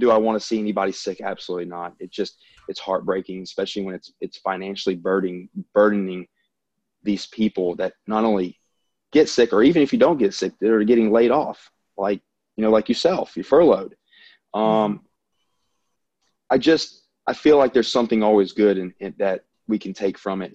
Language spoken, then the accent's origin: English; the South, United States; accent: Southern; I'm from the South. I mean, obviously everyone can probably tell by my accent